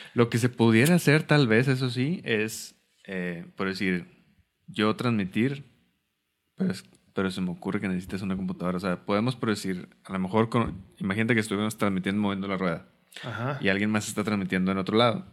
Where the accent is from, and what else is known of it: Mexico